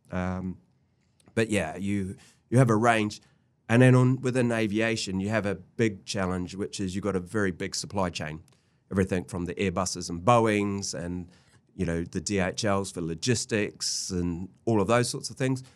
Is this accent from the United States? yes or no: no; New Zealand; moved away as an adult; I'm a Kiwi